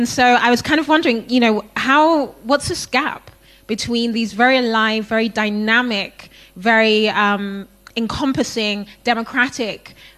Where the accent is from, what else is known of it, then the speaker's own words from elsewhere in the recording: Ghana; So I'm from Ghana. I live in Ghana.